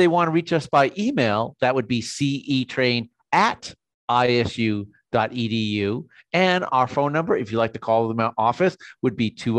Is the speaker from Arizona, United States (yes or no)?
no; Boston, Massachusetts, United States; I'm from Boston.